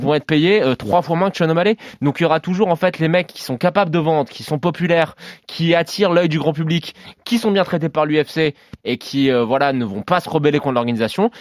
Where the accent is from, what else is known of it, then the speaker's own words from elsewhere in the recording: France; chez nous en France